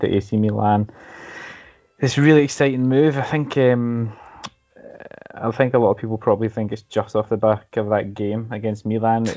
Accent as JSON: {"language": "English", "region": "Scotland", "country": "United Kingdom", "moved": "yes", "lives_now": "Norway", "said": "I'm Scottish"}